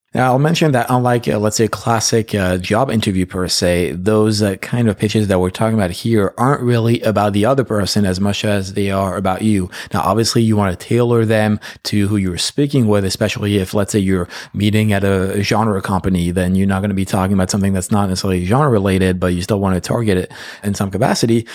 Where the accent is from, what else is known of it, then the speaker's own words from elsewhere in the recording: Paris, Île-de-France, France; moved away as an adult; now in United States; I was, uh, born and raised in Paris